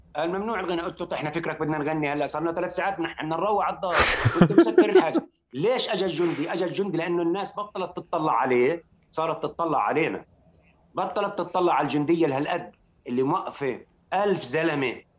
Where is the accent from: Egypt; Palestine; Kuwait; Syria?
Palestine; Jerusalem; بحكي كمقدسي